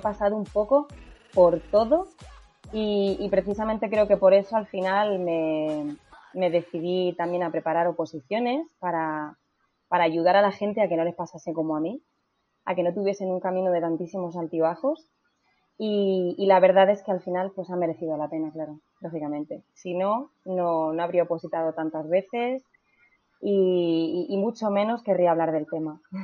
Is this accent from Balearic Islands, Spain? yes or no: no; Region of Murcia, Spain; moved away as an adult; now in Madrid, Spain; en Murcia, que es eh, de, donde yo soy.